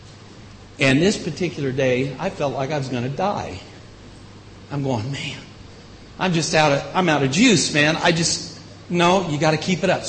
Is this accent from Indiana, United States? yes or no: yes; Indiana, United States; moved away; also born or lived in Illinois; I grew up in Indiana, moved to Illinois